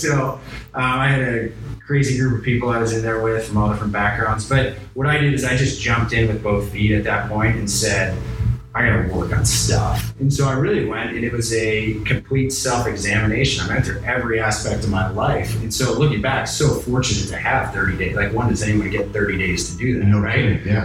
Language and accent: English; Chicago, Illinois, United States; also born or lived in Pittsburgh, Pennsylvania; I grew up in Chicago.